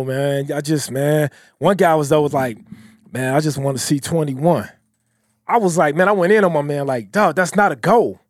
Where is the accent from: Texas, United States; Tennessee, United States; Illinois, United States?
Illinois, United States; Chicago; I'm from Chicago, too